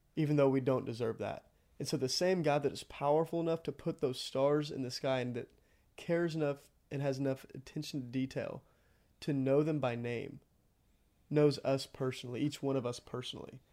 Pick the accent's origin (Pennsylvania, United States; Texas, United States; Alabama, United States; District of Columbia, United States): Texas, United States; Iola; I'm from Iowa, Texas, about thirty minutes outside of College Station